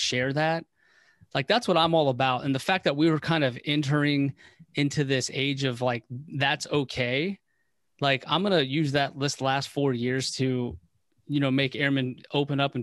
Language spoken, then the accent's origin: English; Waldorf, Maryland, United States; I grew up in Waldorf, Maryland.